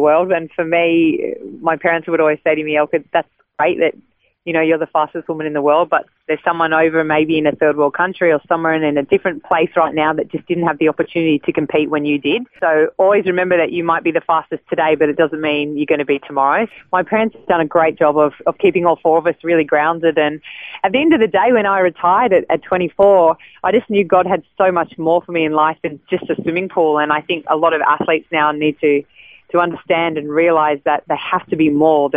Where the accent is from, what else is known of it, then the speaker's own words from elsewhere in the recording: Sydney, New South Wales, Australia; born and raised in Sydney